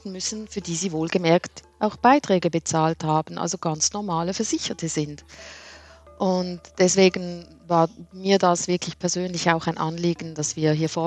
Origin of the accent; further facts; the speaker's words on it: Switzerland; Ja, Nils, es ist auch bei uns in der Schweiz so